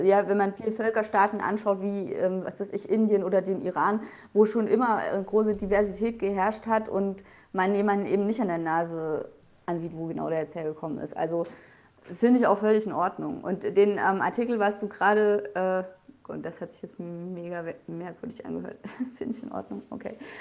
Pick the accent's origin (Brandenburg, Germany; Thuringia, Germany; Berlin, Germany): Thuringia, Germany; now in Bavaria, Germany; komme ursprünglich ja auch nicht aus Bayern, ich komme aus Thüringen